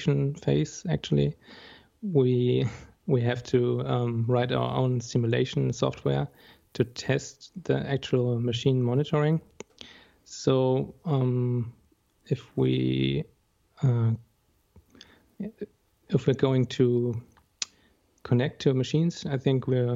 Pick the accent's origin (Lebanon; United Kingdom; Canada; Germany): Germany; Bremen; now in near Berlin, Germany; I'm from Germany. Actually, I'm from the northern part of Germany, near Hamburg, or more specifically Bremen.